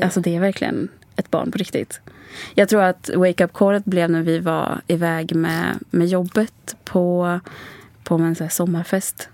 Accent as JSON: {"language": "Swedish", "country": "Sweden", "tie": "born or raised there", "also_born_or_lived": "Sri Lanka", "said": "Eh, och jag var två månader när jag kom till Sverige."}